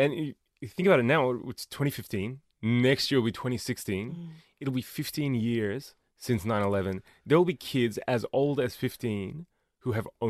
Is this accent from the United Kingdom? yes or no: no; Australia; me being Australian is weird to them.